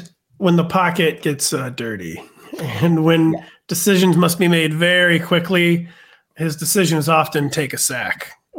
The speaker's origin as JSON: {"language": "English", "region": "Midwest", "country": "United States", "said": "I'm from the Midwest. I was just taught to say Iran forever."}